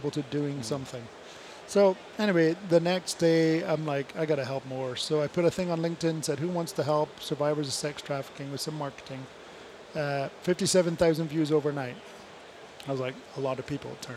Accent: Scotland, United Kingdom; I'm Scottish.

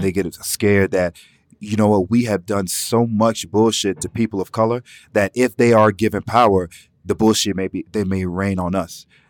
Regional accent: Atlanta, Georgia, United States; I'm from Atlanta, Zone Six.

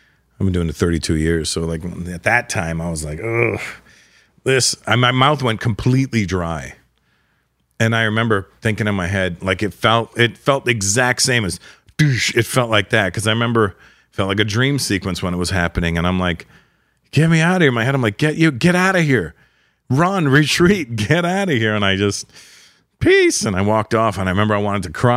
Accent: Toronto, Ontario, Canada; it was in Toronto. It was my hometown

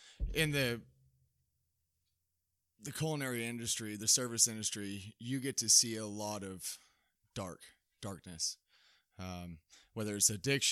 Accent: Fort Worth, Texas, United States; now in Dodge City, United States; Correct. I'm from Dallas-Fort Worth area, yeah. Texas.

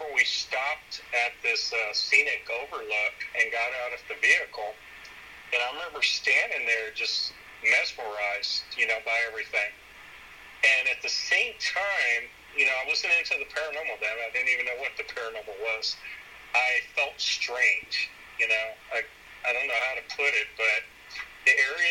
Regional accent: San Antonio, Texas, United States; also born or lived in San Angelo, Texas; I grew up in San Antonio. I was born there

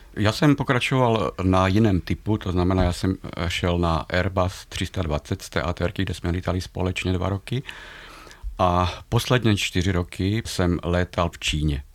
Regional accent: Slovakia; now in Velké Karlovice, Czech Republic; já jsem Slovák

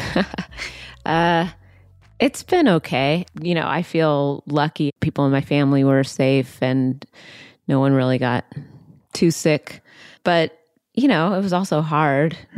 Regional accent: outside Seattle, Washington, United States; I grew up outside Seattle

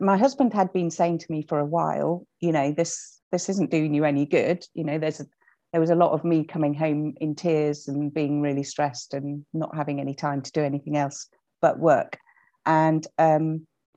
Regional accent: Hull, Yorkshire and the Humber, United Kingdom; moved away as an adult; also born or lived in Cirencester; I was from Hull. Came down, joined the grad scheme

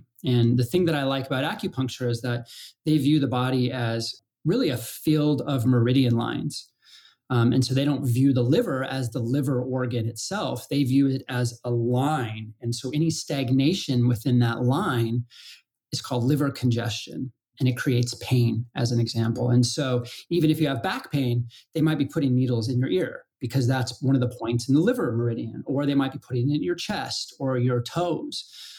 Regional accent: Colorado, United States; And I grew up in Colorado and you know, icy trees, middle of winter, snowballs.

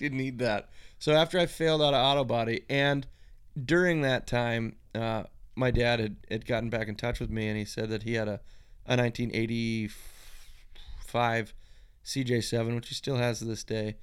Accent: East Coast, United States; moved away; I grew up out on the East Coast

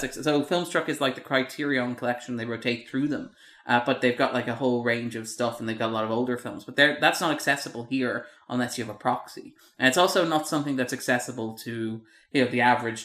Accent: Ireland; we are Irish

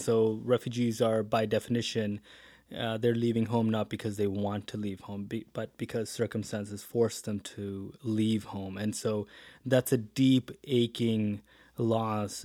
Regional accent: interior British Columbia, Canada; moved away as an adult; also born or lived in Hamilton, Ontario / Edmonton; now in Calgary, Canada; born in Hamilton, Ontario, came out to the West, grew up in B C, interior B C

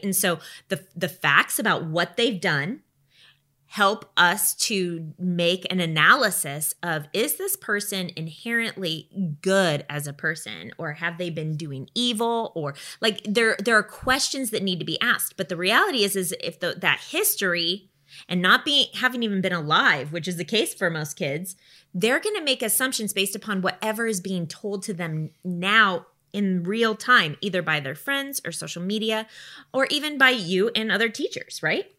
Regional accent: United States; we live in the United States

